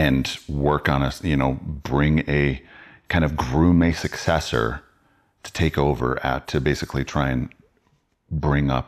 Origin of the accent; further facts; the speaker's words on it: Wisconsin, United States; I grew up in Wisconsin. And so Illinois was just south of us.